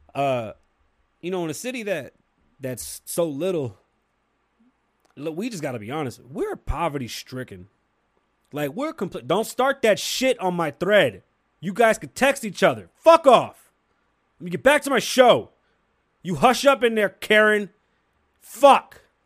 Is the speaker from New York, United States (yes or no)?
yes; New York City, New York, United States; I'm from New York City. I grew up in a building with Jamaicans